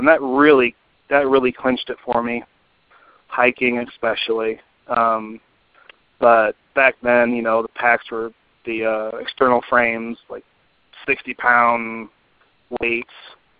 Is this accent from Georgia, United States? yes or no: no; Fort Wayne, Indiana, United States; I'm from Fort Wayne, Indiana. I'm the youngest out of 10 kids, five boys, five girls. I was raised until 13 years old as Mormon.